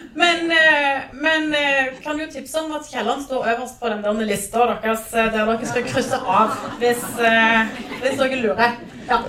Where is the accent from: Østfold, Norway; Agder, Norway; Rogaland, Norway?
Rogaland, Norway; Jæren; jeg er fra Jæren